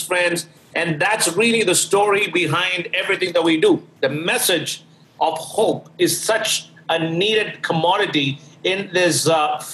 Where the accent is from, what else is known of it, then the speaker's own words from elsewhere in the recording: Thiruvananthapuram, Kerala, India; also born or lived in Delhi; now in New York, United States; I was born and raised in Trivandrum City, which is one of the cities right at the tip of India.